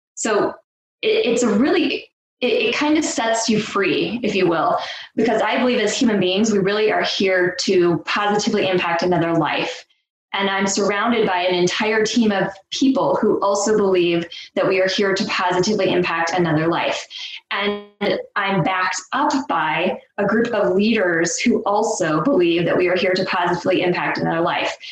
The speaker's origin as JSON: {"language": "English", "region": "Nebraska", "country": "United States", "tie": "born or raised there", "moved": "as an adult", "said": "I'm born and raised in Nebraska. I've lived all over the country. Uh, I've moved around and then decided that I wanted to come back to my roots"}